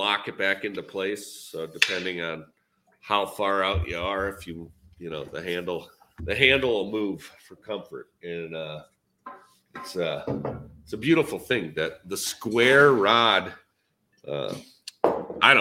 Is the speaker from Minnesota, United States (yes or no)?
yes; Minnesota, United States; I'm Minnesota